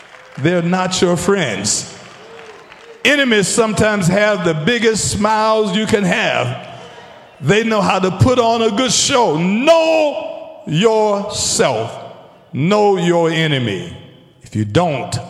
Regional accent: Taylors, South Carolina, United States; I was a young man coming up, growing up in Taylor's.

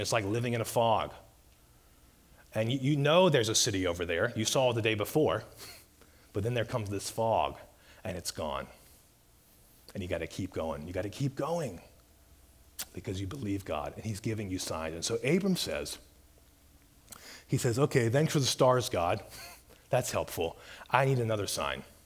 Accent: Mobile, Alabama, United States; I grew up in Mobile Bay in Alabama

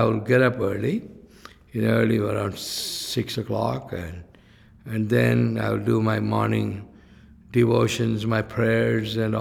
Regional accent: India; from India

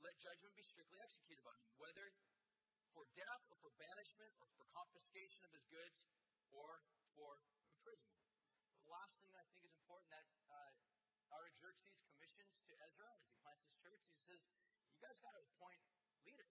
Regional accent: United States; as American people

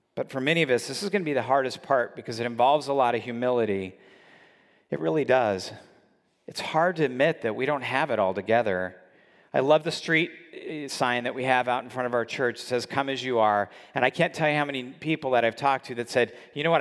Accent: California, United States; I grew up in California where dieting is, uh, just part of the culture

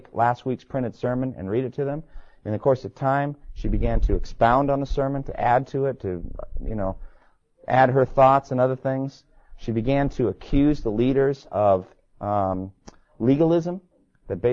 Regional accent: Massachusetts, United States; my home state, Massachusetts

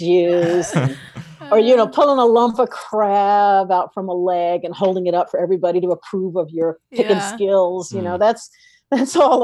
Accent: East Coast, United States; I am from the East Coast

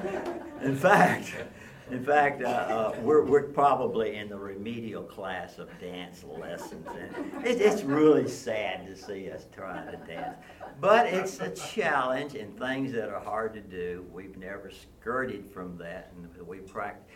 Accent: Nashville, Tennessee, United States; I grew up in Nashville in the Green Hills area

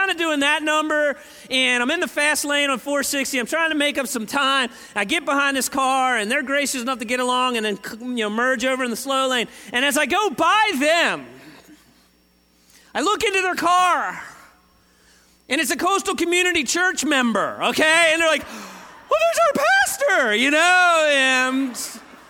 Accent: Northeast, United States; moved away; I'm from the Northeast

